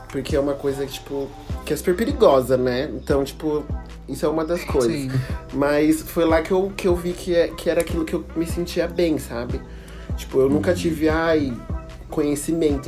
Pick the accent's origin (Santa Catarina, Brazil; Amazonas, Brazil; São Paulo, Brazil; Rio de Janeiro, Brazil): São Paulo, Brazil; Campinas; eu sou de Campinas